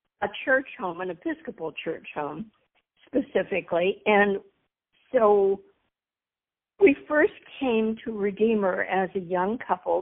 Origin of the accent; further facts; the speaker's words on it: Indiana, United States; also born or lived in Bloomington, Indiana; now in Cincinnati, United States; I grew up in Indiana, first in Bloomington, where my father was a professor at Indiana University, and then in Indianapolis